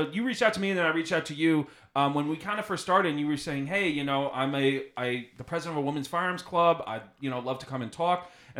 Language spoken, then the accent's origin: English; West Babylon, New York, United States; I grew up in West Babylon